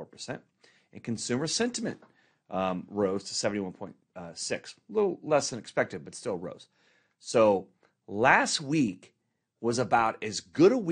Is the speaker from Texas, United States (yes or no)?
yes; Dallas, Texas, United States; now in Corona, United States; growing up in Dallas